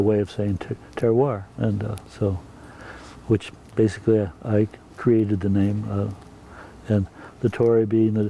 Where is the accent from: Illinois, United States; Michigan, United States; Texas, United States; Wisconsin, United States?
Wisconsin, United States; moved away as an adult; also born or lived in San Francisco; now in Oregon, United States; a long time ago, I came from Wisconsin